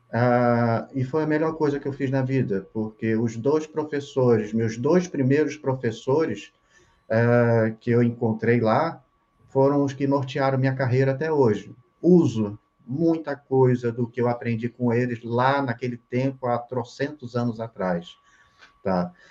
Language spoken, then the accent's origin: Portuguese; Rio de Janeiro, Brazil; moved away as an adult; now in Santa Catarina, Brazil; Eu sou hum. carioca, é, Rio de Janeiro. Eu tinha meu ateliê no Rio de Janeiro